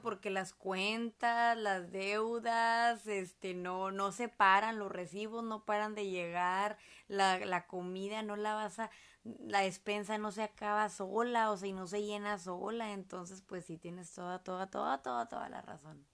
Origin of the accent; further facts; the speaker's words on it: Monterrey, Nuevo León, Mexico; nosotros somos de Monterrey, Nuevo León, México